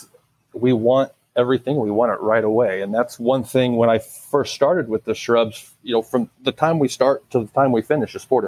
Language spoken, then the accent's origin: English; Illinois, United States; also born or lived in Colorado / Alabama; now in Florida, United States; I grew up in Illinois.